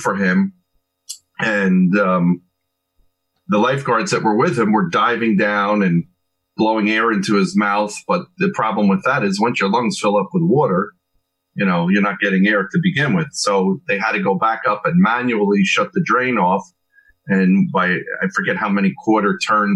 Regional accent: Asbury Park, New Jersey, United States; also born or lived in Neptune, New Jersey; I've been here all my life, grew up here in Asbury Park

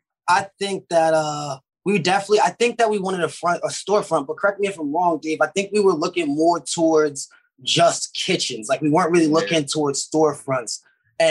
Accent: Pittsburgh, Pennsylvania, United States; born there; And I was born in Pittsburgh, Pennsylvania, and I just had a traveling family.

